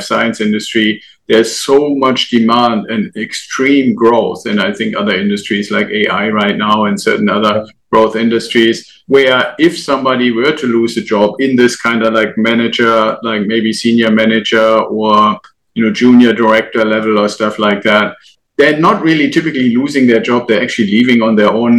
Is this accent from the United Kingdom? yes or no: no; Germany; moved away as an adult; now in United States; I'm originally from Germany. And when I first came to the US